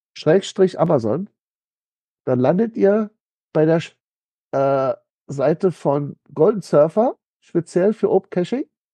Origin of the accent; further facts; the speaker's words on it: Berlin, Germany; Ich bin ja so als Berliner